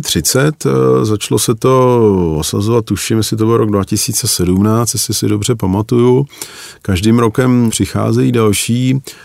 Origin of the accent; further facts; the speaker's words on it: Czechia; u nás